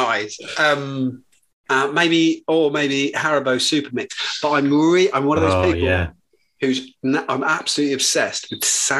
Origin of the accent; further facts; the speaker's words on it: Buckinghamshire, South East England, United Kingdom; I'm from Buckinghamshire.